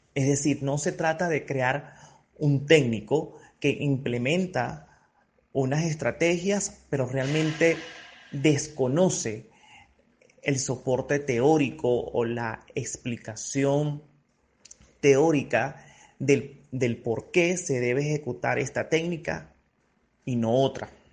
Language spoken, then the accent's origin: Spanish; Venezuela